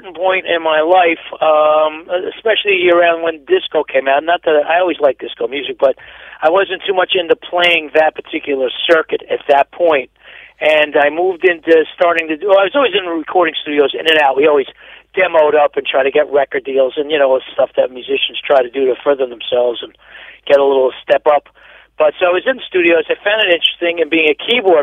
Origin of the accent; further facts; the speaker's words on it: Peekskill, New York, United States; also born or lived in Woodstock, New York; now in Hurley, United States; originally I was born in Peekskill, New York, not that far from Poughkeepsie, New York